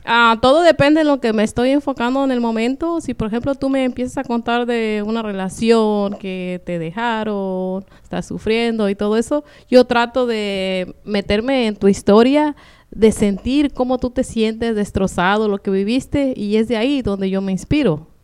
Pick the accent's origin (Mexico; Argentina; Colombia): Mexico; Michoacán; also born or lived in Guerrero / La Mira, Michoacán / Lázaro Cárdenas; now in Phoenix, United States; yo nací en Guerrero, pero me crié en Michoacán